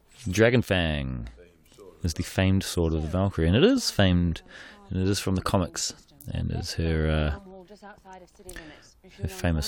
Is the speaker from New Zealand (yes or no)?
yes; New Zealand; when I was growing up in New Zealand, like, you know, I'd never been on a film set before